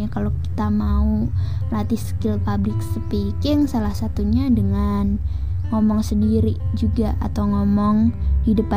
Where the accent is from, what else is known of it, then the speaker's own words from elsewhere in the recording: Indonesia; first language Javanese; Indonesian is a second language; aku cukup bangga sih sama bahasa daerahku sendiri juga yaitu bahasa Jawa